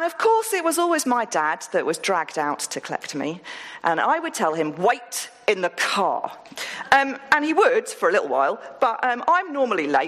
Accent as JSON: {"language": "English", "town": "Woolpit", "region": "East of England", "country": "United Kingdom", "tie": "born or raised there", "said": "I grew up in Woolpit, and I went to school in Stow Upland."}